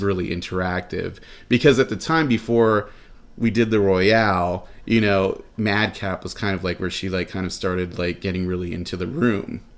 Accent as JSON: {"language": "English", "town": "Los Angeles", "region": "California", "country": "United States", "moved": "as an adult", "lives_now": "Phoenix, United States", "said": "I'm originally from Los Angeles"}